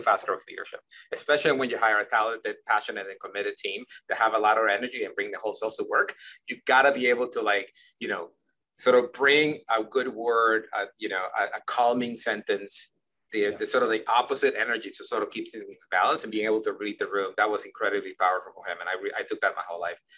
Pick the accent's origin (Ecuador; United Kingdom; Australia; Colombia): Ecuador; moved away; I grew up in Ecuador